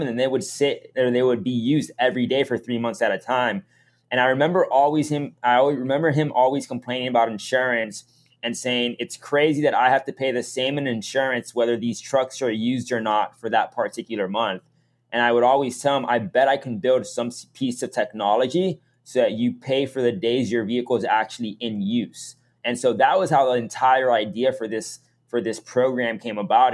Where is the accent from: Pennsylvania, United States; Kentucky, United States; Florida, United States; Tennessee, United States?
Florida, United States; Miami; moved away as an adult; also born or lived in Massachusetts; I was born and raised in Miami